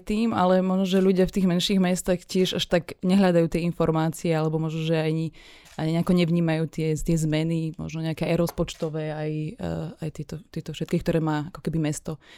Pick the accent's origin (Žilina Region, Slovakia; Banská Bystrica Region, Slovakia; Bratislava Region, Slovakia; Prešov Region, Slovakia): Banská Bystrica Region, Slovakia; Rimavská Sobota; Samozrejme, že v malých mestách, keďže ja pochádzam z Rimavskej soboty